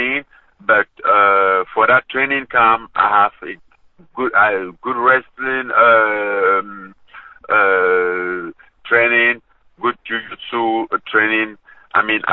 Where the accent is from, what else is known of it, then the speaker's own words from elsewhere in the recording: Cameroon; moved away; my hometown, my Cameroon